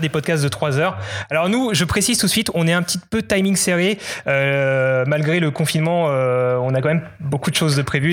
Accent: Alsace, Grand Est, France; moved away as an adult; also born or lived in Paris; Je suis originaire d'Alsace, mais je suis allé à Paris finir mes études

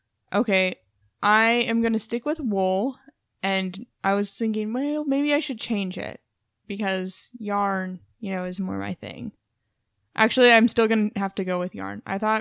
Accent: Portland, Oregon, United States; being from Portland, we're from the Valley, the Willamette Valley.

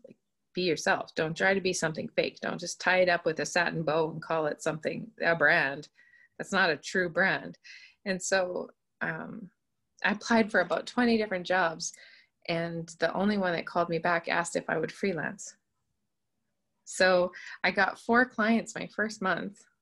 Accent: Moose Jaw, Saskatchewan, Canada; also born or lived in Prince Albert, Saskatchewan; So, so I grew up in Moose Jaw. I went to a private Christian school there from grade five to grade 12

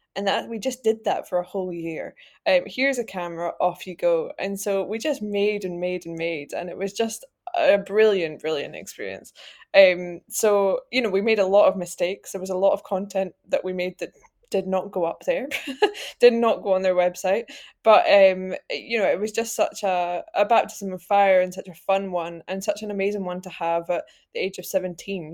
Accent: Edinburgh, Scotland, United Kingdom; I'm from Edinburgh. I was born here, I've tried to leave, failed

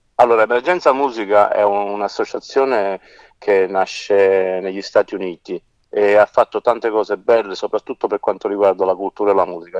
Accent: Naples, Campania, Italy; Io sono nato a Napoli

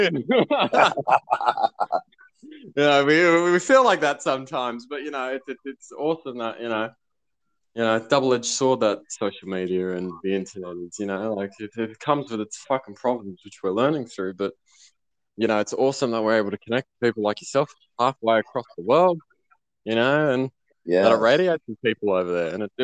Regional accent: Sydney, New South Wales, Australia; I'm still from Sydney, Australia

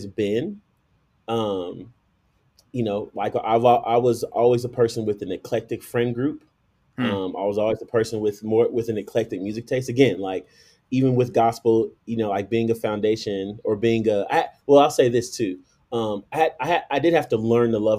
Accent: Chicago, Illinois, United States; now in Colorado Springs, United States; I was born and raised in Chicago

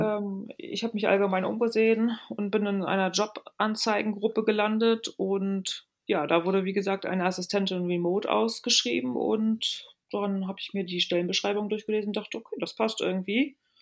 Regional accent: Rostock, Mecklenburg-Vorpommern, Germany; also born or lived in Lübeck / Altes Land (Stade); now in Hamburg, Germany; Gebürtige Rostockerin und ähm, ja, ich bin in Mecklenburg-Vorpommern aufgewachsen

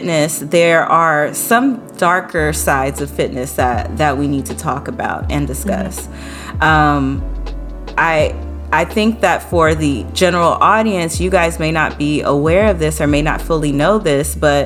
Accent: New Orleans, Louisiana, United States; I grew up in New Orleans

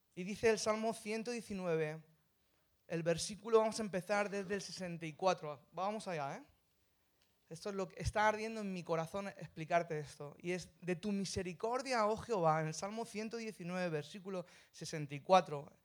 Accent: Madrid, Community of Madrid, Spain; soy de Madrid. Soy gato.

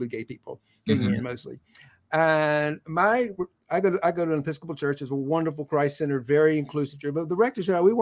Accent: Southwest Georgia, United States; I grew up in Southwest Georgia

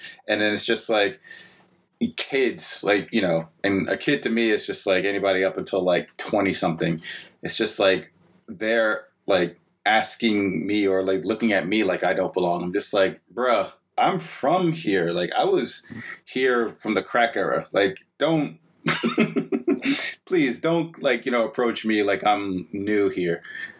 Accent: New York City, New York, United States; moved away as an adult; also born or lived in Brooklyn; now in Pittsburgh, United States; I'm from Queens, lived in both Queens and Brooklyn my whole life.

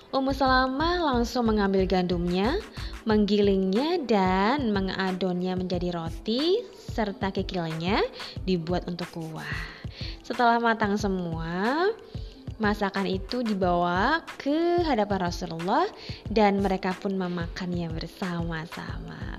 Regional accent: East Java, Indonesia; Ya, karena saya orang Jawa Timur, jadi referensi masakan saya dulu banyakkan memang dari Jawa Timur.

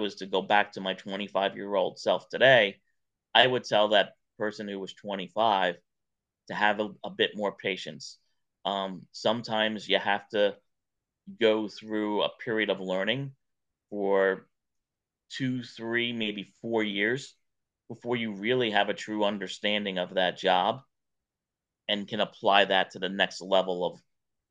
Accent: New York, United States; now in Atlanta, United States; growing up in New York

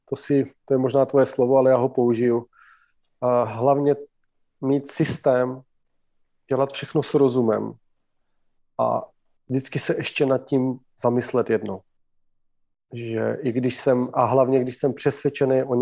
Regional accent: Slovakia; Czech is a second language; já jsem původem Slovák, ano, kdo by to nevěděl.

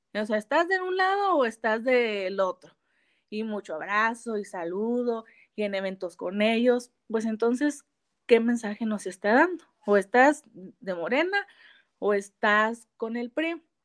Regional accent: Saltillo, Coahuila, Mexico; Soy de Saltillo, Coahuila

